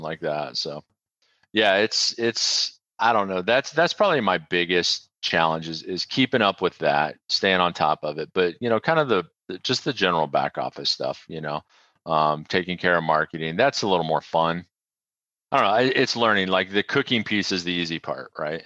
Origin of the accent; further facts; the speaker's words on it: Midwest, United States; I grew up in the Midwest, um, but my mom was from Knoxville, Tennessee